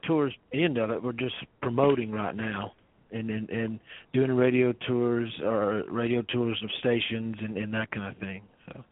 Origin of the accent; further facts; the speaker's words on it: the South, United States; growing up in the South, we we have nice ways of saying not so pleasant things